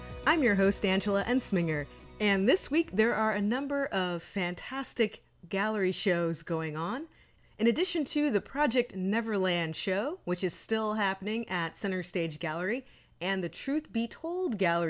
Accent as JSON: {"language": "English", "town": "Bakersfield", "region": "California", "country": "United States", "moved": "yes", "said": "I'm originally from Bakersfield, and I get the exact same reaction of, oh, you're from California, because no one else is."}